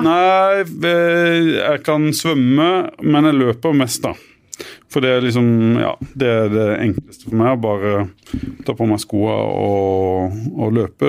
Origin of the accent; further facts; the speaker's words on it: Arendal, Agder, Norway; moved away as an adult; also born or lived in Bø; Vi feirer annethvert eh, år på Hisøy, der jeg kommer fra. Hos mine foreldre